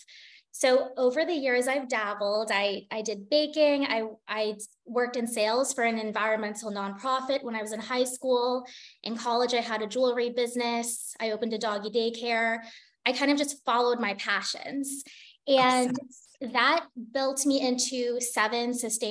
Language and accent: English; United States; moved away as an adult; also born or lived in Singapore; an American living in Singapore